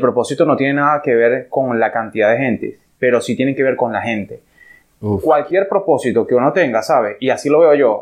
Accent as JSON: {"language": "Spanish", "country": "Venezuela", "moved": "as an adult", "lives_now": "Dominican Republic", "said": "soy venezolano"}